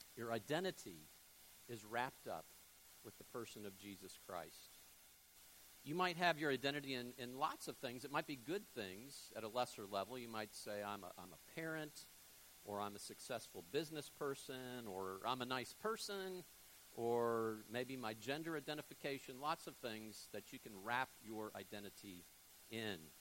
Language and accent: English; Fort Lauderdale, Florida, United States; moved away as an adult; also born or lived in Jackson, Mississippi; now in Panama City, United States; I grew up in South Florida, Fort Lauderdale